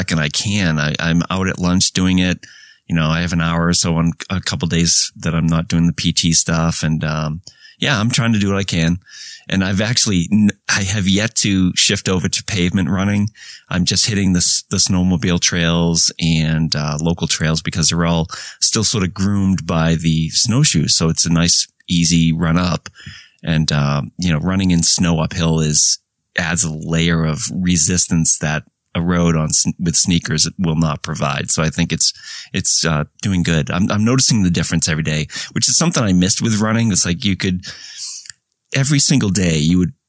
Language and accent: English; Lynn, Massachusetts, United States; grew up in Lynn, Mass, north of Boston, Lynn, the city of sin.